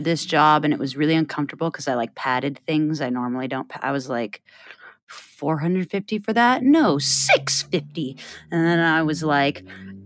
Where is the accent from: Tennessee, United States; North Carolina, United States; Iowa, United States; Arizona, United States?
Iowa, United States; we're both from Iowa